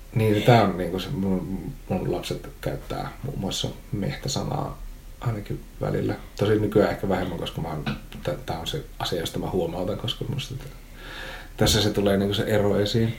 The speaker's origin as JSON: {"language": "Finnish", "town": "Oulu", "region": "North Ostrobothnia", "country": "Finland", "accent": "Oulu dialect", "said": "mä oon siis oululainen, joten mä puhun murretta."}